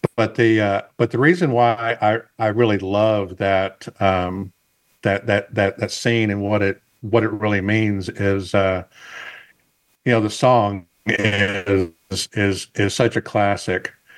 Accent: the South, United States; I'm from the South

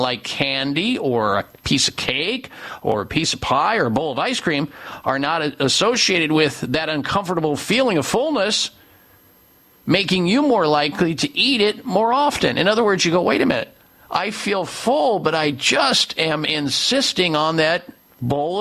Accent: Midwest, United States; growing up in the Midwest

